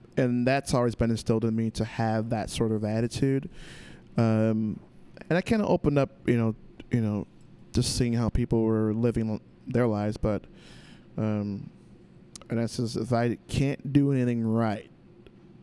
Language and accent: English; Humboldt Park, Illinois, United States; I grew up in Humble Park, so Humble Park is definitely a hustle.